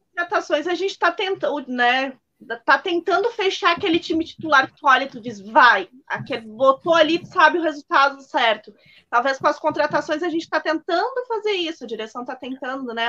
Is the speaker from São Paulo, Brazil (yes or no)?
no; Farroupilha, Rio Grande do Sul, Brazil; sou aqui de Farroupilha, né, juventudista ali